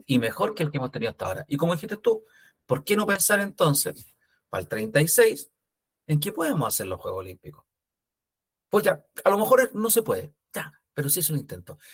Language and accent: Spanish; Chile; como chilenos